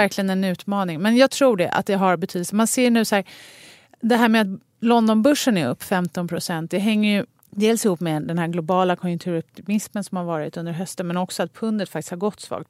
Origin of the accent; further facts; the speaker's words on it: Sweden; also born or lived in Stockholm; som svensk